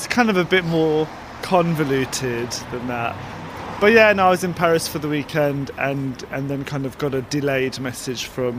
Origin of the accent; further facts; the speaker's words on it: London, United Kingdom; I'm from London.